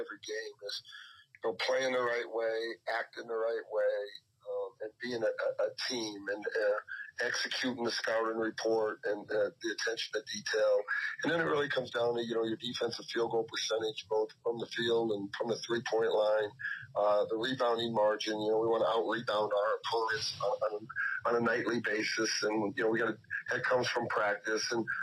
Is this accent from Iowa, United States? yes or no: yes; Iowa, United States; growing up in Iowa